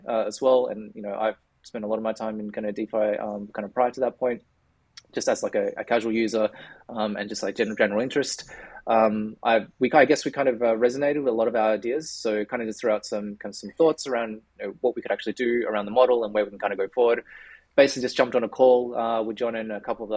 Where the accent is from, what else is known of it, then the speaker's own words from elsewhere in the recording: Australia; accent: Australian; for those who can probably tell from my accent, I'm based in Australia